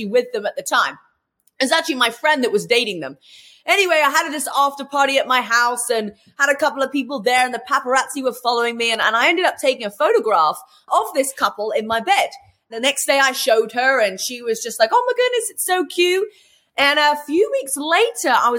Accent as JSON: {"language": "English", "region": "England", "country": "United Kingdom", "also_born_or_lived": "London", "moved": "as an adult", "lives_now": "United States", "said": "Well, originally I'm from England, if you haven't already worked that out by my accent. And I came to America at 22 years old."}